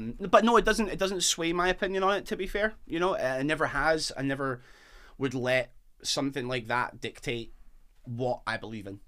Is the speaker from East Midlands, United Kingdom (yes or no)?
no; near Dunfermline, Scotland, United Kingdom; I was born and raised near Dunfermline